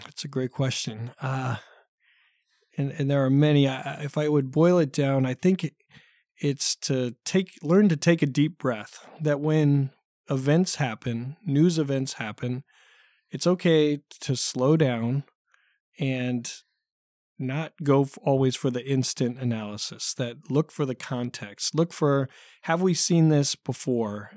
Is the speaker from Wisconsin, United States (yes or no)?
no; Dallas, Oregon, United States; moved away as an adult; also born or lived in Concord, California / Orange County, California; I grew up in a small town, uh, west of Salem, a town called Dallas.